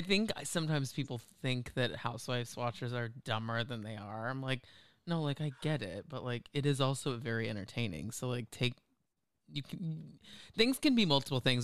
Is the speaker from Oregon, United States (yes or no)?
no; Texas, United States; moved away; I grew up in Texas